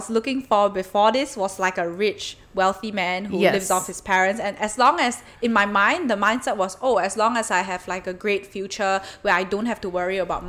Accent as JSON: {"language": "English", "country": "Malaysia", "moved": "as an adult", "lives_now": "Melbourne, Australia", "said": "I'm from Malaysia"}